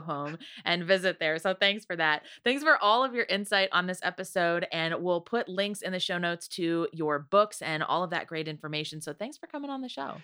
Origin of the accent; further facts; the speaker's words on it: near Toledo, Ohio, United States; I grew up near Toledo, Ohio